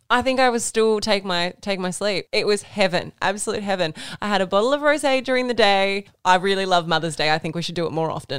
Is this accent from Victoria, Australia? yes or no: no; Wollongong, New South Wales, Australia; now in Sydney, Australia; we are from Wollongong.